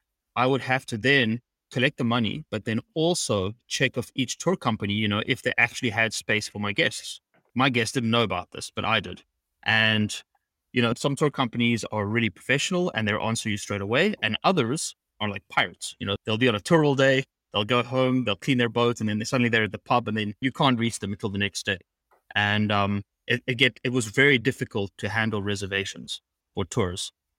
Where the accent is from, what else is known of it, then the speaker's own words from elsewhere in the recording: St. Martin; So I grew up in the Caribbean and on an island called St. Martin, which is very, very busy.